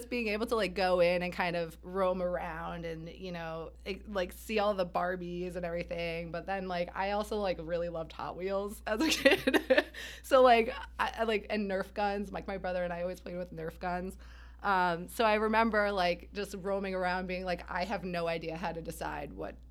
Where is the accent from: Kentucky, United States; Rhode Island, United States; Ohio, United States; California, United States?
Rhode Island, United States; I grew up in Rhode Island